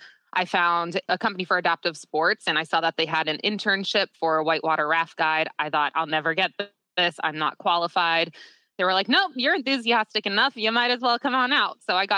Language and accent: English; Massachusetts, United States; moved away; also born or lived in Utah; I used to be a mass hole. Sometimes I'm still a mass hole when I'm in a bad mood, but Massachusetts, born and raised.